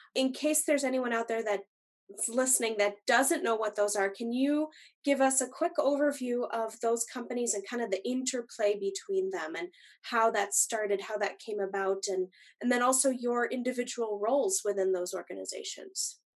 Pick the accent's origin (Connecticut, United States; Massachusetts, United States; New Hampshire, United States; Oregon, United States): Massachusetts, United States; Longmeadow; moved away as an adult; now in Twin Cities, United States; Steve and I grew up in Massachusetts together. We went to um, Long Meadow uh, Middle School and High School